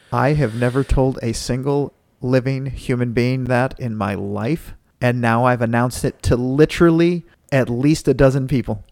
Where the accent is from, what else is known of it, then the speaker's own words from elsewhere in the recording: Dallas, Texas, United States; my city, Dallas